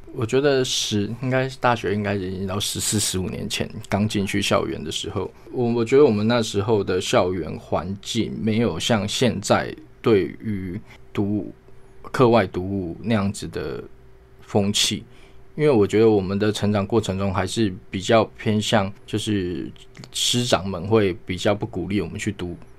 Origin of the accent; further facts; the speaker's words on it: Hualien, Hualien County, Taiwan; also born or lived in Hsinchu; 我出生在新竹，但后来是在花莲成长